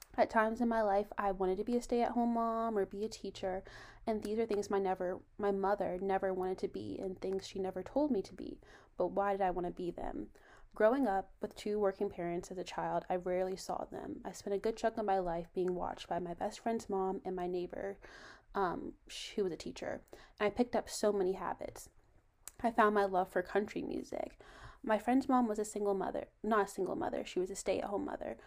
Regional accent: Virginia, United States; I'm from Virginia

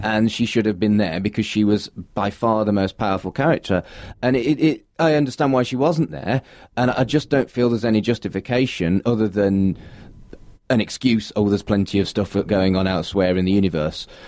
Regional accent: United Kingdom; me being British

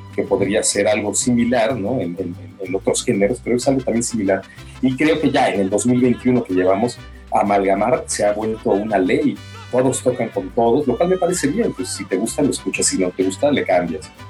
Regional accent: Mexico; venimos de México

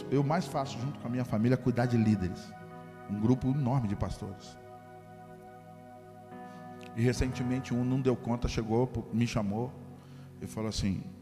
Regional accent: Macaé, Rio de Janeiro, Brazil; moved away; Aí eu fui na minha cidade natal, na outra semana, Macaé, cidade do petróleo.

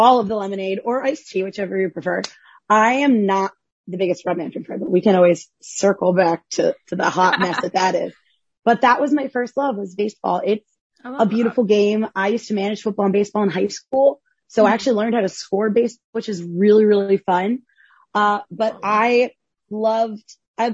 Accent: New Jersey, United States; I grew up in Central Jersey

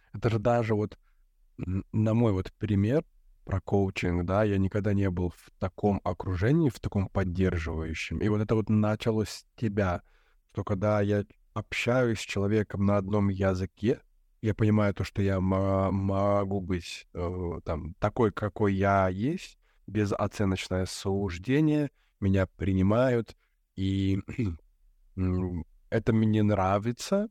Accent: Belarus; moved away; also born or lived in Europe; мы с тобой из Беларуси

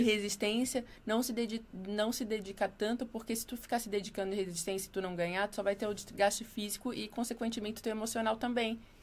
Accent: Florianópolis, Santa Catarina, Brazil; moved away as an adult; now in São Paulo, Brazil; Manezinha da ilha.

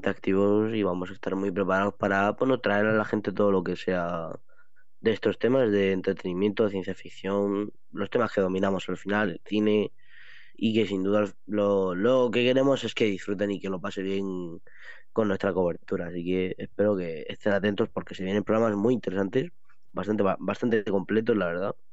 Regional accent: Region of Murcia, Spain; yo como detective murciano para traeros las noticias sobre eventos de Murcia y demás

